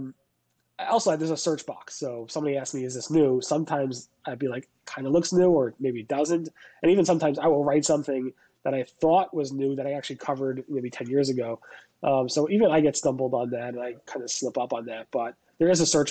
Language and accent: English; New York, United States; I'm from New York